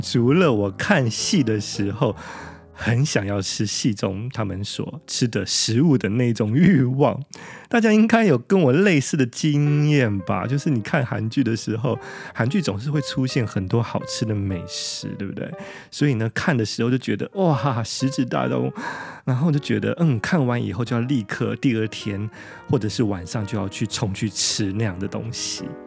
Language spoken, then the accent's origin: Chinese; Taiwan; 我们台湾人